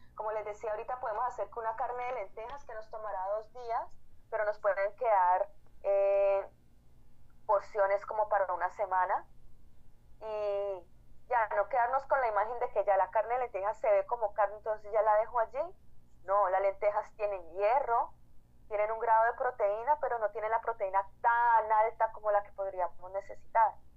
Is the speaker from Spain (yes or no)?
no; Colombia; moved away as an adult; also born or lived in Cali, Colombia; now in Washington, D.C., United States; yo soy activista colombiana, resido en DC